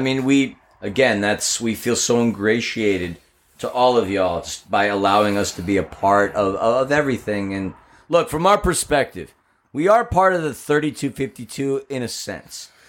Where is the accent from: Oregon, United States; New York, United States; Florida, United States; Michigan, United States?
New York, United States; now in Los Angeles, United States; I'm a New Yorker